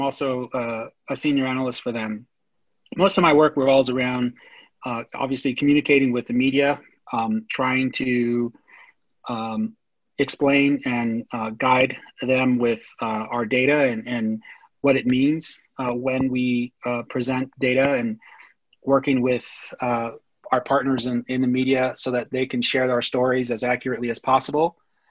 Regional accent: Los Angeles, California, United States; I was born in Los Angeles. I'm very much a product of Los Angeles. I was born there in East LA, in White Memorial Hospital in East LA. My parents grew up in Boyle Heights, which is sort of the epicenter of Latino politics in California.

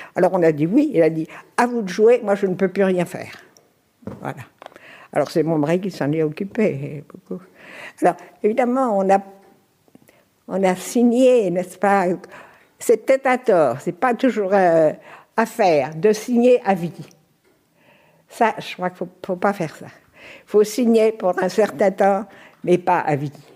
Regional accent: Normandy, France; moved away as an adult; also born or lived in Paris / Lorraine / Canton of Bern; now in Biel, Switzerland; nous avons quitté la Normandie ensemble

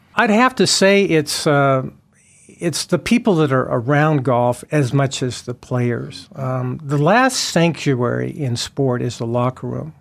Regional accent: Twin Falls, Idaho, United States; I grew up playing golf in Twin Falls, Idaho, the Muni

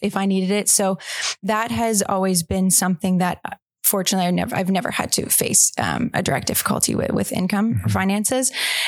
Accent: Oakville, Ontario, Canada; I grew up in just west of Toronto in a town called Oakville.

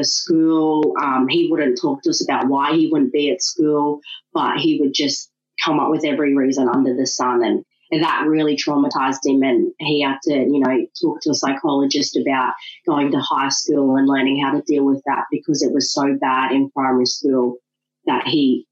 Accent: Ipswich, Queensland, Australia; also born or lived in Brisbane; I was born in Brisbane, grew up in Ipswich

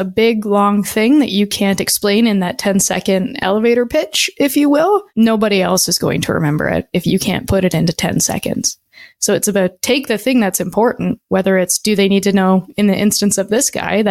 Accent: Canada; born or raised there

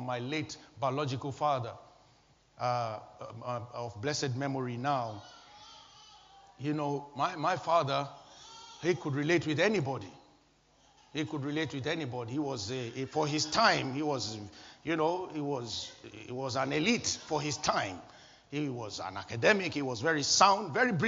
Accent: Nigeria; moved away; my home country, Nigeria

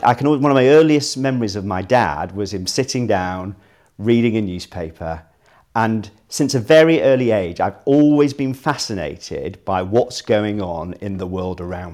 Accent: Manchester, North West England, United Kingdom; moved away as an adult; I was born and bred in Manchester, and that's quite an important part of who I am. I went to school in Manchester

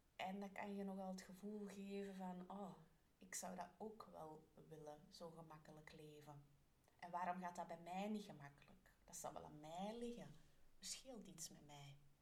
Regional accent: Belgium; ik ben een Belg

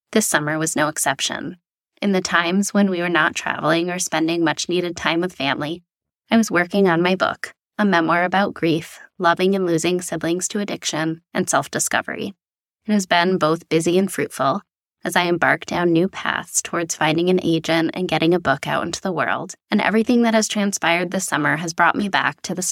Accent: New York, United States; my home state of New York

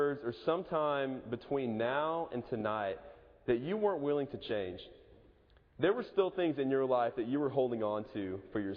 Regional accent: Edmond, Oklahoma, United States; moved away; Moore's about 30 minutes away from my hometown, Edmond

